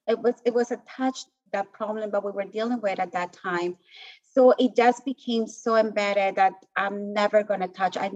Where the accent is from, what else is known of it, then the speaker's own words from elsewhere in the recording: Colombia; moved away as an adult; I was born in Colombia and grew up in the whole like narco drug cartels era